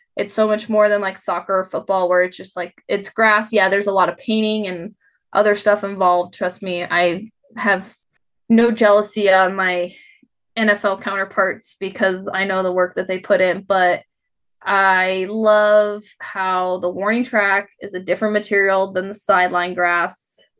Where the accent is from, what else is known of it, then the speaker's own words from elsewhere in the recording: United States; moved away as an adult; also born or lived in North Dakota; now in Reno, United States; growing up in Tahoe